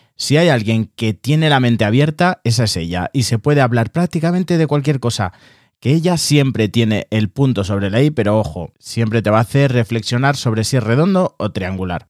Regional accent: Barcelona, Catalonia, Spain; moved away as an adult; now in Madrid, Spain; Soy de Barcelona, pero actualmente resido en Madrid por cuestiones laborales y creativas.

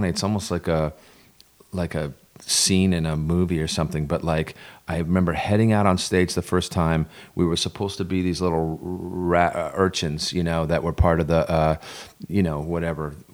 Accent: Vermont, United States; moved away; a knucklehead from a dirt road in Vermont

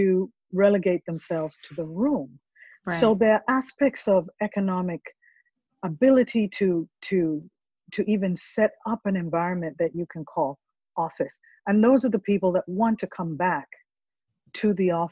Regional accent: Kampala, Central Region, Uganda; now in Jacksonville, United States; I'm from Africa

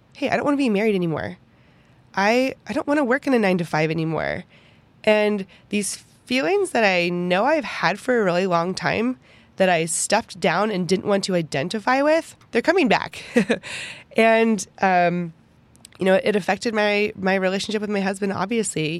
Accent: Pittsburgh, Pennsylvania, United States; moved away as an adult; also born or lived in Kansas; now in Texas, United States; I had never left Pittsburgh before. And I have not changed so much in my entire life since I moved from Pittsburgh

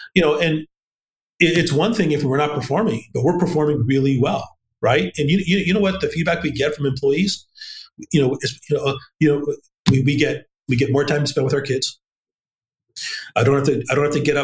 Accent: Los Angeles, California, United States; moved away as an adult; also born or lived in South Dakota / Iowa; I was born and raised in LA. I was literally born underneath the Hollywood sign

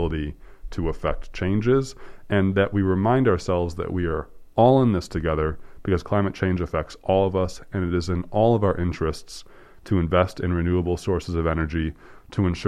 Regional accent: United States; I'm American

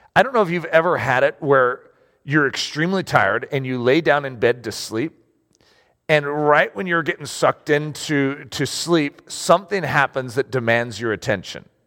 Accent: United States; I'm American

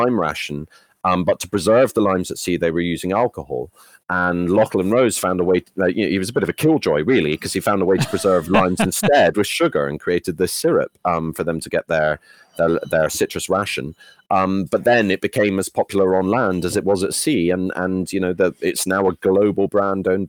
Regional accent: Edinburgh, Scotland, United Kingdom; also born or lived in London; I grew up in Edinburgh

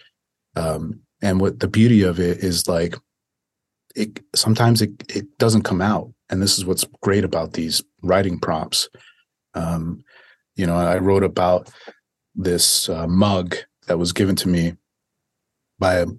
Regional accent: Dominican Republic; now in United States; I was born in Dominican Republic.

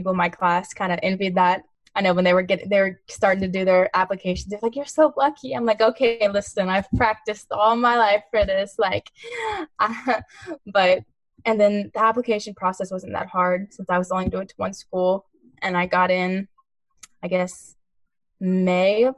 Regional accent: Texas, United States; I'm from Texas

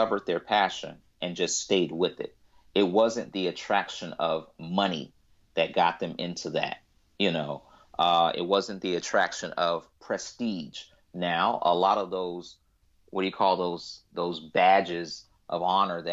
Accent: United States; I'm African American

